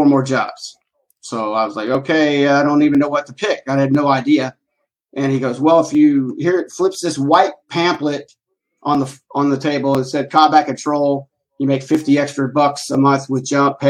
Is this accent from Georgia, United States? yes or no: yes; Tucker, Georgia, United States; born and raised in Atlanta, Georgia, out in a place called Tucker, which is on the east side of Atlanta